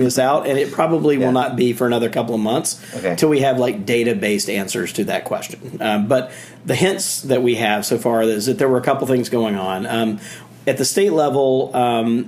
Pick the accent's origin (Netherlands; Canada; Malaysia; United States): United States; Jackson, Mississippi; I'm from the South. I grew up in Jackson, Mississippi